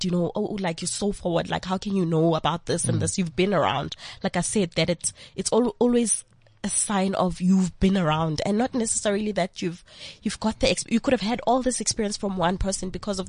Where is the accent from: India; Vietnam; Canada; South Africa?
South Africa; Vosloorus, Gauteng; In a township called Vosloorus.